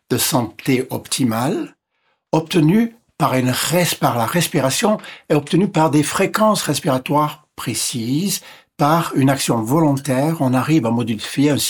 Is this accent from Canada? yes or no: yes; Ontario, Canada; born there; first language English; French is a second language; Je suis anglophone. Je suis né près de Toronto. Et donc, je suis anglophone de naissance. Et donc, l'anglais est ma langue maternelle.